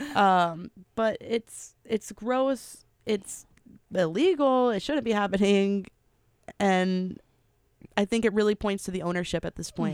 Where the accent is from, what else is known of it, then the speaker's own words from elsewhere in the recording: Memphis, Tennessee, United States; I am from Memphis